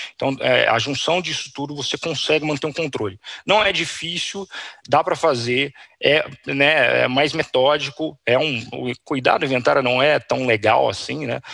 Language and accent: Portuguese; Campinas, São Paulo, Brazil; eu sou de Campinas